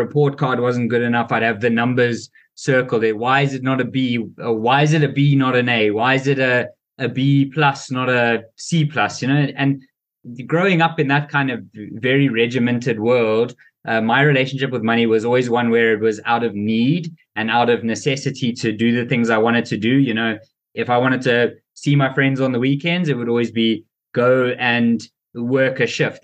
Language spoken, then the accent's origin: English; South Africa; I had a really, really great life growing up in South Africa.